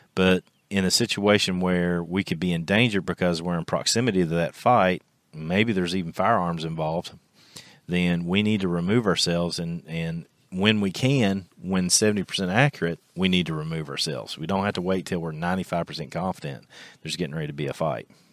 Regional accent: Kentucky, United States; our local high school here in my hometown in Kentucky

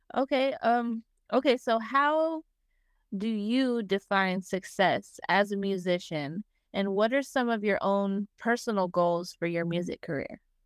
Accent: Las Vegas, Nevada, United States; I'm from Las Vegas

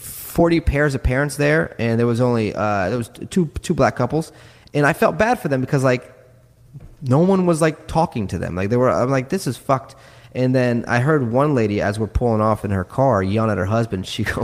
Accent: New York City, New York, United States; now in Louisiana, United States; And we come from New York City, so that's what we're used to, like diversity.

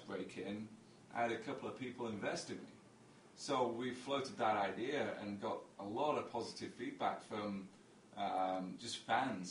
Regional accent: England, United Kingdom; I grew up in England

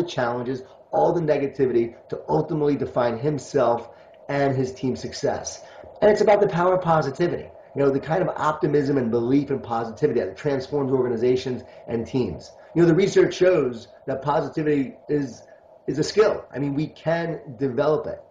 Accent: Long Island, New York, United States; born or raised there

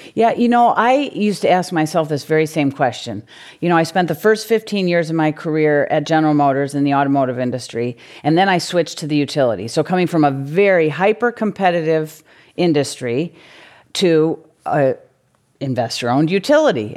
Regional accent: Michigan, United States; moved away as an adult; now in California, United States; a C E O of a utility in Michigan. Uh, actually in my hometown

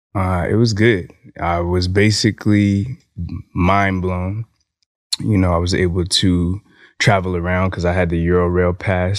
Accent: California, United States; moved away; my home state, California

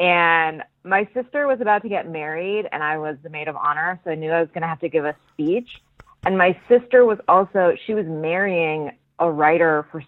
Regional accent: Alameda, California, United States; also born or lived in Oakland / Santa Cruz; I was born and raised in the East Bay, California.

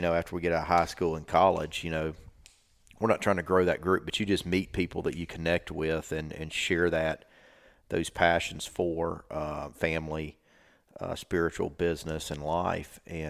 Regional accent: Alabama, United States; I grew up in South Alabama, and we had, you know, 15 acres around my house.

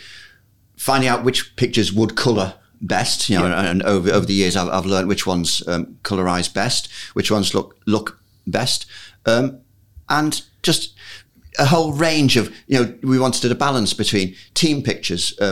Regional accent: Liverpool, North West England, United Kingdom; When I was a little lad growing up in Liverpool in the 50s and 60s

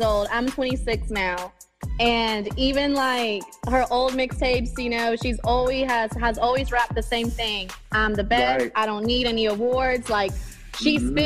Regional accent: Knightdale, North Carolina, United States; I'm from Knightdale, North Carolina

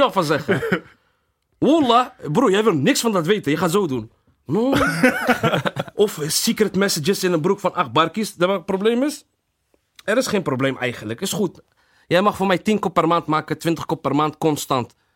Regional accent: Rotterdam, South Holland, Netherlands; Delfshaven levens is, eh, is gewoon waar ik ben opgegroeid

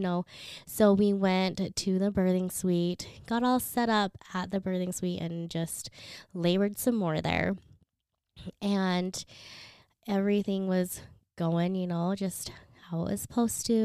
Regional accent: Philippines; moved away; I was born in the Philippines.

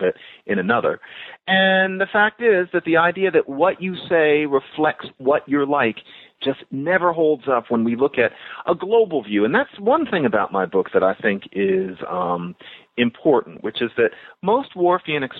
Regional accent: United States; we're American

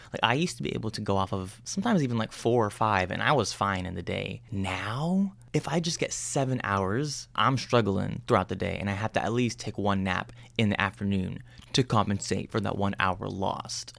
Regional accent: United States; someone like me who was born and raised in the States

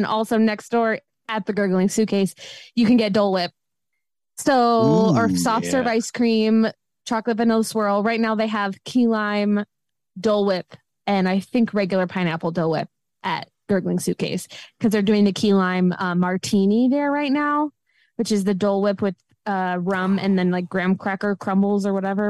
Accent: Michigan, United States; I'm from Michigan. I say soda.

